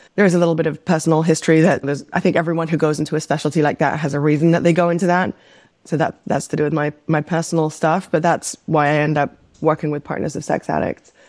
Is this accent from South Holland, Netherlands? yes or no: no; Amsterdam, North Holland, Netherlands; also born or lived in New York; now in Los Angeles, United States; We grew up in the Netherlands, in Amsterdam